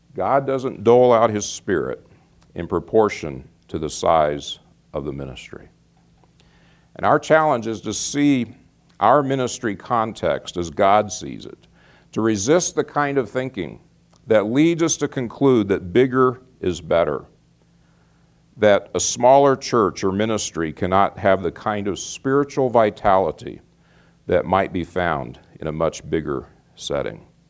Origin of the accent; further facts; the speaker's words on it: Phoenix, Arizona, United States; moved away; also born or lived in Peoria, Illinois area; I grew up in Phoenix, big city